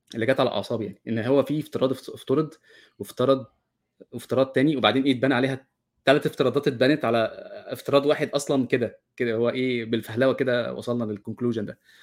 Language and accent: Arabic; Egypt; انا كمصري